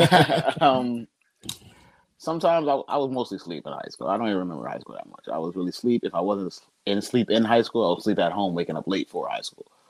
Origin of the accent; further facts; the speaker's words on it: Trenton, New Jersey, United States; I'm from Trenton